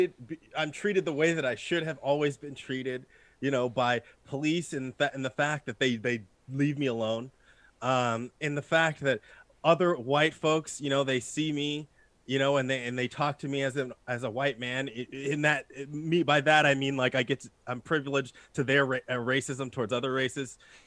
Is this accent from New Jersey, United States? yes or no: yes; New Jersey, United States; you know, I'm from New Jersey, right?